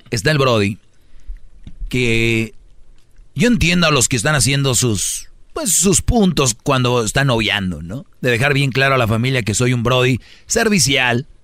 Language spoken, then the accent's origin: Spanish; Puerto Rico; De decir, oye, soy el puertorriqueño, aquí de repente